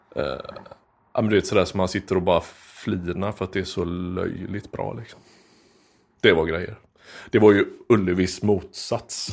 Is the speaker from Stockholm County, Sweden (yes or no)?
no; Skepplanda, Västra Götaland, Sweden; also born or lived in Frölunda, Gothenburg; Och sen flyttade vi norr om Göteborg